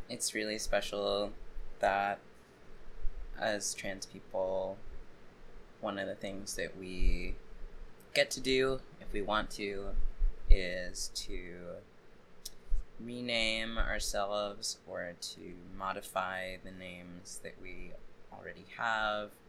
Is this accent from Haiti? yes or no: yes; Jacmel, Sud-Est, Haiti; born there; also born or lived in Boston / Brooklyn / Long Island / Cuba; I was born in Jacmel, Haiti.